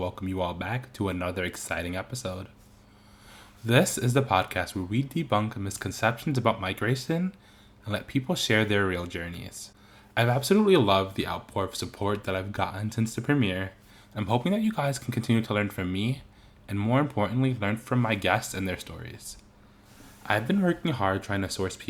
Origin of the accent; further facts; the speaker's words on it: United States; as an American-born soccer player